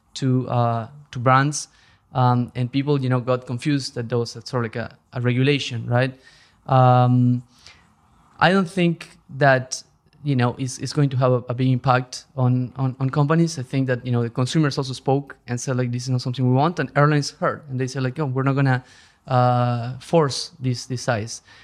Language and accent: English; Argentina; moved away as an adult; also born or lived in Europe; now in New York, United States; I'm originally from Argentina